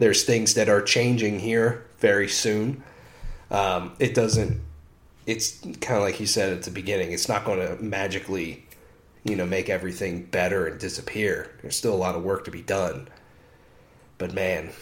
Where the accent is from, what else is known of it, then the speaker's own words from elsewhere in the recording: United States; as an American